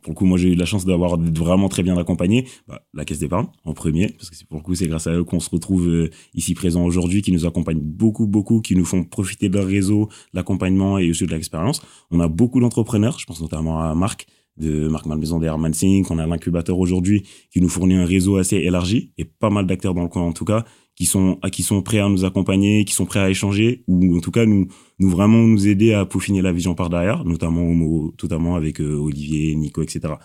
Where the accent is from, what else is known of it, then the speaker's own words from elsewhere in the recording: Senegal; now in Normandy, France; je suis originaire du Sénégal